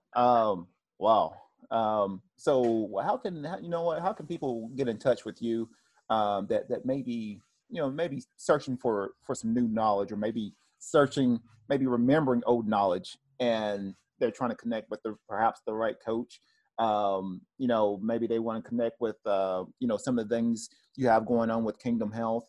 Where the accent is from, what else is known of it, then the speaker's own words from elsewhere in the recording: Tennessee, United States; moved away; I'm originally from the South, I'm from Tennessee